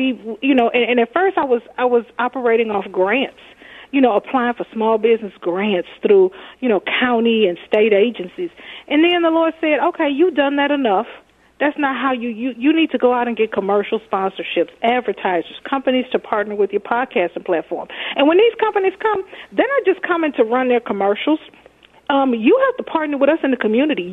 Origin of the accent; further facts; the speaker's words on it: Texas, United States; now in Minnesota, United States; I'm from Texas.